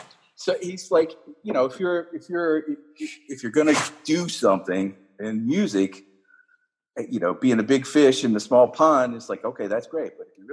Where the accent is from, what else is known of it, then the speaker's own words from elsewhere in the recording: Orlando, Florida, United States; also born or lived in Gainesville / Long Island; now in Park Ridge, United States; I think of myself as growing up in Orlando.